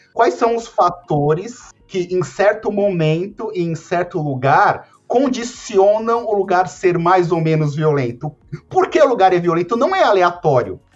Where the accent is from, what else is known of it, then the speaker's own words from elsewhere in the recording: São Paulo, Brazil; uma pessoa que cresceu na periferia de São Paulo